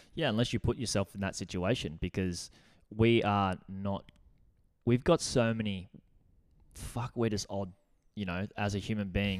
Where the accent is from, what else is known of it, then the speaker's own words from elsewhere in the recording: Gold Coast, Queensland, Australia; living in Burley on the Gold Coast, we moved up when I was, like, our family moved up when we were ten